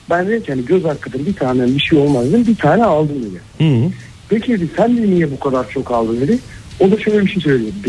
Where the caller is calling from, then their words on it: Kocaeli, Turkey; ben Kocaeli'den.